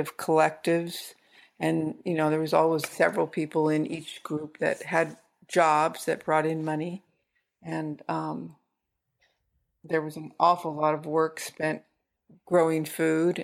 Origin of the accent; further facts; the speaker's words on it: San Francisco, California, United States; moved away as an adult; now in Humboldt County, United States; I grew up in San Francisco and I moved up here. In the late 70s